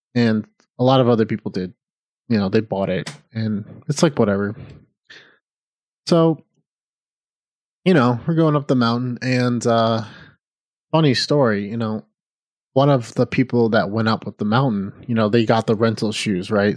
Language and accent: English; Midwest, United States; moved away as an adult; I'm from the Midwest, and when I was eighteen, I didn't know what I wanted to do with my life. So, I joined the Navy